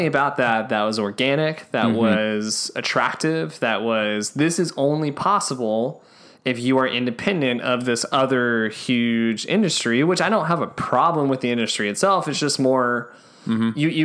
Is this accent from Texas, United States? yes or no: yes; Texas, United States; as a Texan